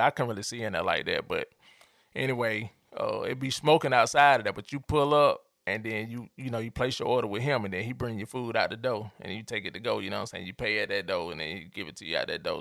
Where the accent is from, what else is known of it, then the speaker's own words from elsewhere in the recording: Atlanta, Georgia, United States; I grew up in Atlanta